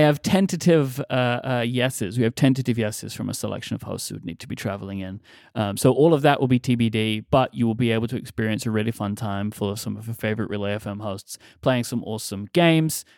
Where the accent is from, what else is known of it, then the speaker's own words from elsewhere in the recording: London, United Kingdom; moved away; we are coming to my hometown